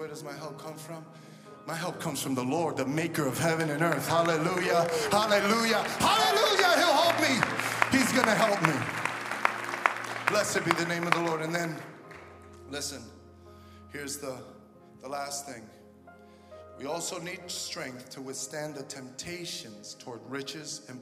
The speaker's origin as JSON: {"language": "English", "town": "New York City", "region": "New York", "country": "United States", "said": "I'm from Brooklyn."}